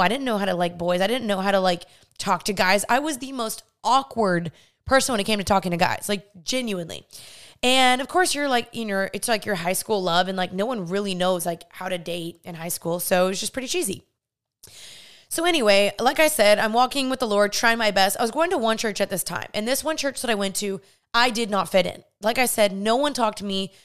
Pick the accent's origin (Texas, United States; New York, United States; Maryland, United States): Texas, United States; Dallas; I grew up in Dallas, Texas, born and raised here